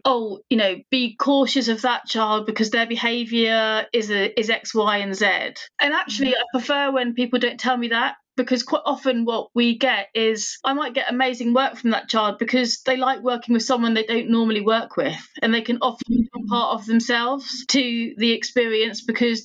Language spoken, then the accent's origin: English; United Kingdom; now in West Sussex, United Kingdom; I'm British Indian.